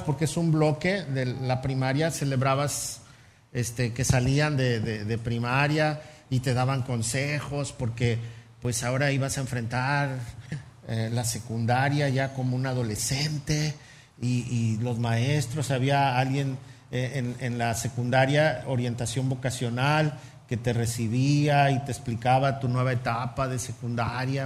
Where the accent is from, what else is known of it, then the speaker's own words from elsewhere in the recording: Mexico City, Mexico; moved away; Yo soy chilango, a mucha honra y se me nota